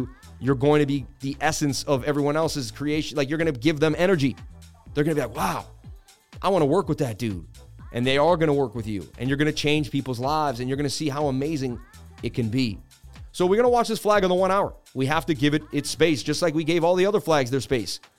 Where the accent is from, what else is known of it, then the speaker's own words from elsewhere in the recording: Boston, Massachusetts, United States; I grew up in Boston, Mass.